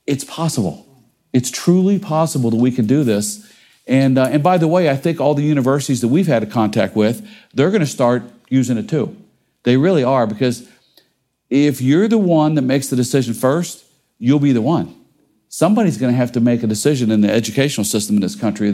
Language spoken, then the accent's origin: English; Cincinnati, Ohio, United States; I grew up in Cincinnati, Ohio